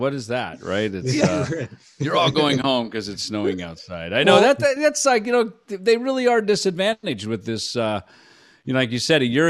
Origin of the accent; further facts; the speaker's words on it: Minnesota, United States; now in Arizona, United States; I'm a Midwest kid myself. I grew up in Minnesota.